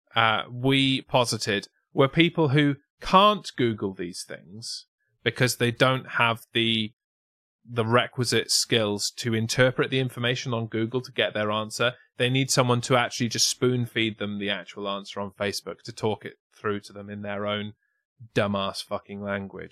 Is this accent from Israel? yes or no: no; England, United Kingdom; to us as English